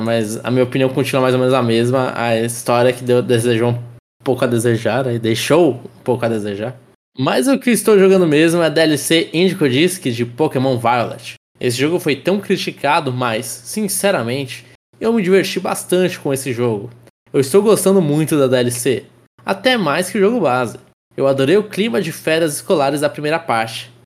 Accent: Brazil

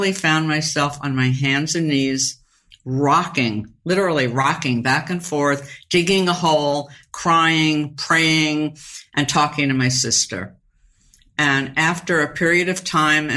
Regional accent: New York, United States; I'm from New York

